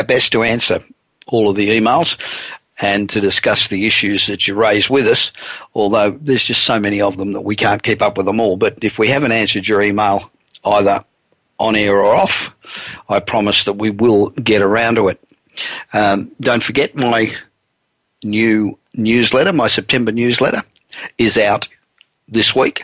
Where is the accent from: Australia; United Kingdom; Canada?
Australia; Sydney, New South Wales; now in United States; Sydney, Australia, which is really my hometown